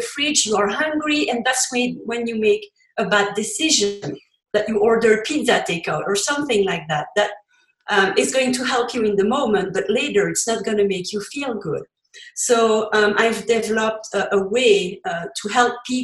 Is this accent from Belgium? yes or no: yes; Belgium; first language French; English is a second language; now in Colorado, United States; you heard from my accent. English is not my first language. I come from Belgium and I speak French originally.